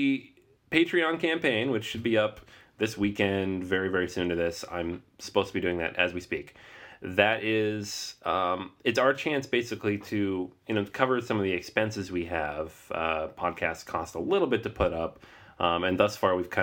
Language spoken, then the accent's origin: English; Seattle, Washington, United States; now in Brooklyn, United States; I'm from Seattle and I like to think I don't really have much of an accent